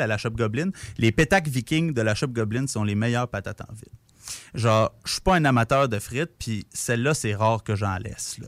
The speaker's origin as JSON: {"language": "French", "town": "Repentigny", "region": "Quebec", "country": "Canada", "moved": "as an adult", "lives_now": "Quebec City, Canada", "said": "je viens de Repentigny, la proche de Montréal"}